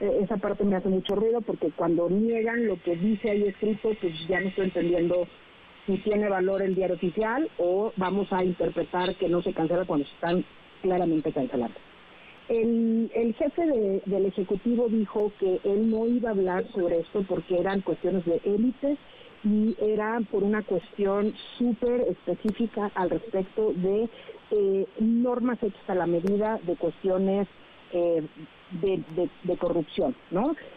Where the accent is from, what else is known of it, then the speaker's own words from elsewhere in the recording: Mexico; nosotros como mexicanos